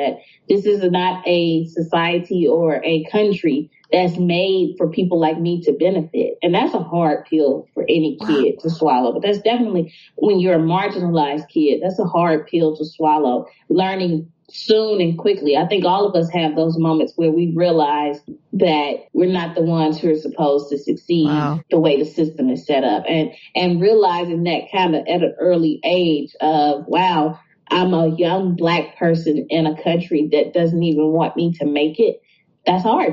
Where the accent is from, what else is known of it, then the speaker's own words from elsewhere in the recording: Jackson, Mississippi, United States; Growing up in Mississippi, I didn't know things were as hard as they were in my neighborhood